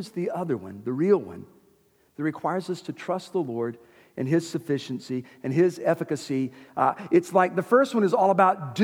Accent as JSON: {"language": "English", "town": "Winder", "region": "Georgia", "country": "United States", "tie": "born or raised there", "said": "I grew up in the Methodist church here in Winder"}